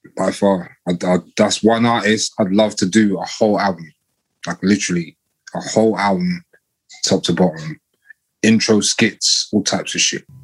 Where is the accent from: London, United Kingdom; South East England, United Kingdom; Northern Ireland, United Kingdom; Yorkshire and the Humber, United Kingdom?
London, United Kingdom; I'm from Kilburn